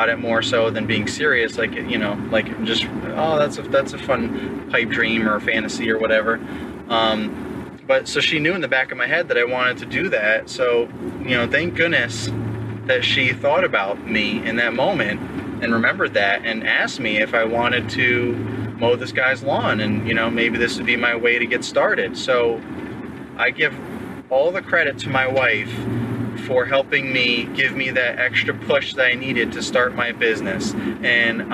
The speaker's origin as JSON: {"language": "English", "region": "New York", "country": "United States", "moved": "as an adult", "lives_now": "Virginia, United States", "said": "I'm from New York originally, so that's where we were living"}